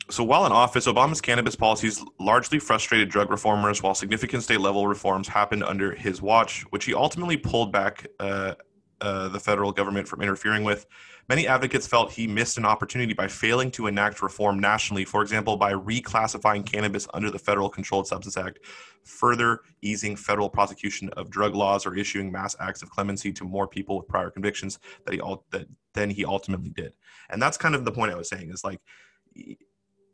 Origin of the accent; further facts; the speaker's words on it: Washington, United States; in Washington, my home state